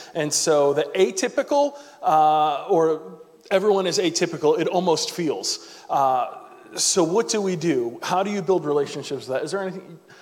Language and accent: English; New York, United States; moved away as an adult; now in Tallahassee, United States; I'm originally from New York